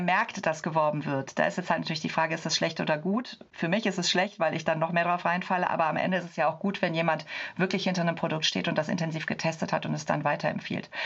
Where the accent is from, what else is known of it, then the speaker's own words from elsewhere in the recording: Cologne, North Rhine-Westphalia, Germany; ich komme aus Köln